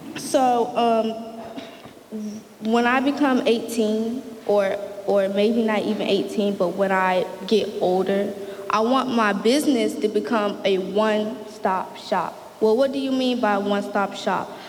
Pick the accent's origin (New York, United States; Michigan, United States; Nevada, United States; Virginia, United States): Virginia, United States; Norfolk; also born or lived in Portsmouth, Virginia; I am from Norfolk, Virginia, but I live in Portsmouth now